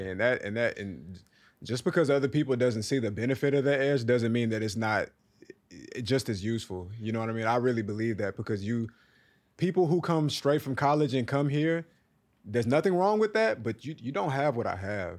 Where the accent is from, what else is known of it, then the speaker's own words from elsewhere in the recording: Texas, United States; now in New York City, United States; I'm from Texas